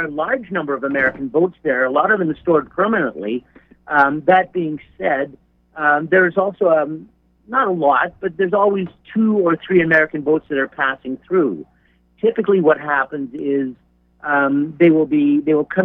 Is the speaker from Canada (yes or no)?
yes; Canada; I'm Canadian